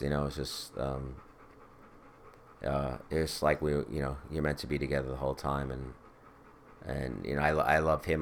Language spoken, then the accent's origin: English; Bethpage, New York, United States; I grew up in Bethpage.